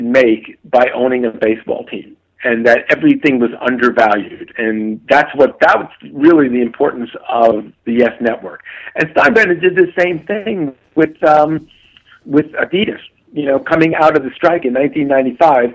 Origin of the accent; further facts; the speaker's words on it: New York, United States; I grew up in New York